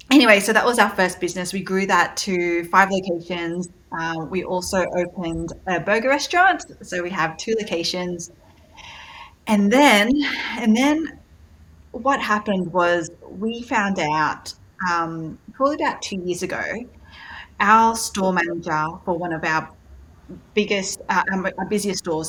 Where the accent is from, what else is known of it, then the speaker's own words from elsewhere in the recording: Sydney, New South Wales, Australia; accent: Aussie; also born or lived in Malaysia; now in New York, United States; my parents are originally from Malaysia, took us over to Australia, Sydney, Australia, when I was pretty much a baby. So you can tell from my accent, I'm very, very Aussie.